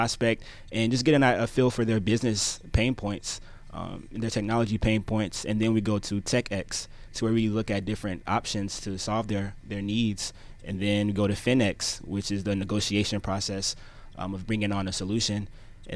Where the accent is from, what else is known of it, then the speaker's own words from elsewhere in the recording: Gwinnett County, Georgia, United States; grew up in Gwinnett County.